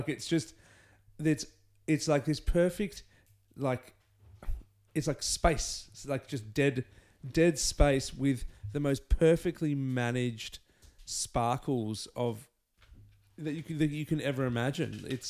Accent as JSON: {"language": "English", "country": "Canada", "said": "And we're both Canadian."}